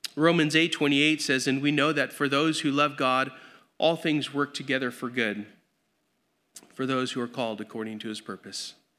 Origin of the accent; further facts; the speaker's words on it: Grand Terrace, California, United States; I grew up in Grand Terrace